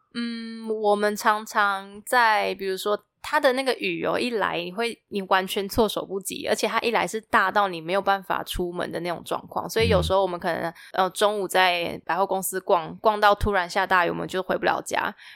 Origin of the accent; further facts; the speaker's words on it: Taiwan; moved away as an adult; also born or lived in Thailand; มาจากเอ่อ ไต้หวัน